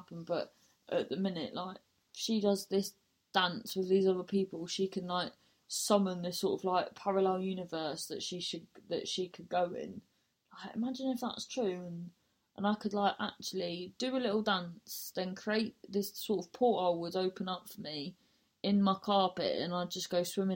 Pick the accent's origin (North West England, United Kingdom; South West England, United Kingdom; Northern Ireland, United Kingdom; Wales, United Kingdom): South West England, United Kingdom; Truro; moved away; I'm in Truro, my hometown